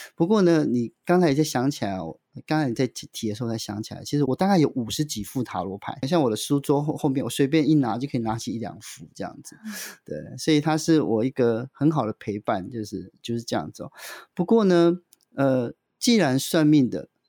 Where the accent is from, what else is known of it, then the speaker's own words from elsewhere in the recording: central-southern Taiwan, Taiwan; 我是来自于中南部，中下阶级，中低收入的家庭